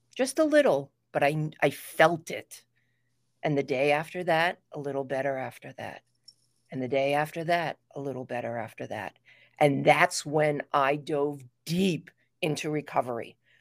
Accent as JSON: {"language": "English", "town": "New York City", "region": "New York", "country": "United States", "tie": "born or raised there", "said": "I was, uh, raised in New York City"}